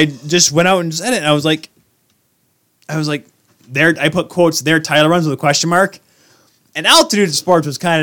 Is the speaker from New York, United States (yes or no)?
no; Michigan, United States; we're from Michigan